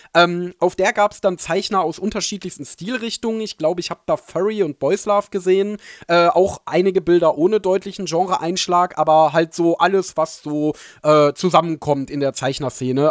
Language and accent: German; Ruhr area, North Rhine-Westphalia, Germany; ich bin ja Ruri durch und durch, deswegen ist es meine Heimat, meine Liebe.